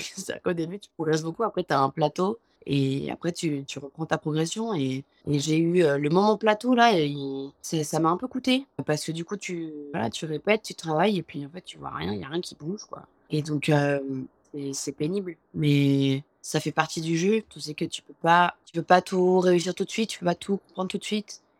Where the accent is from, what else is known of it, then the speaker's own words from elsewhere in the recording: France; moved away as an adult; now in New York, United States; je suis française